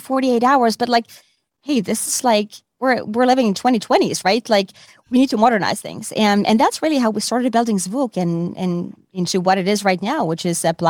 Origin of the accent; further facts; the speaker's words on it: Finland; moved away as an adult; also born or lived in Asia; now in New York, United States; I'm originally from Finland